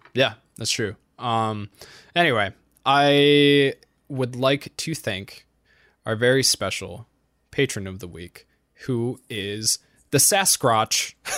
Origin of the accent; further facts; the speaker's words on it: New England, United States; I'm from New England